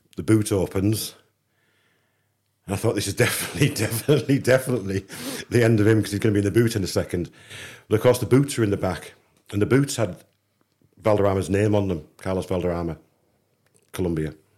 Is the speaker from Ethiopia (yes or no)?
no; England, United Kingdom; I'm an English kid